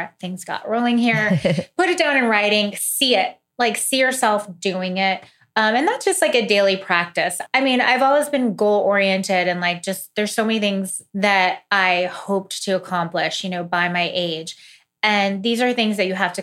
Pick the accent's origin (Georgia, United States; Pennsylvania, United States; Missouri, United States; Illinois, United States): Missouri, United States; moved away; I'm from Missouri. I'm from like a really like humble place, you know, in the country